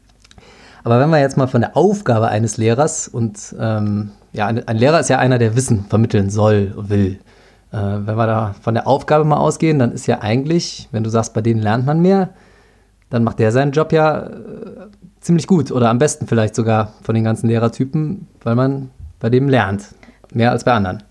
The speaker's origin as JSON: {"language": "German", "town": "Cologne", "region": "North Rhine-Westphalia", "country": "Germany", "tie": "born or raised there", "said": "ich bin in Ports zur Schule gegangen, Köln-Ports"}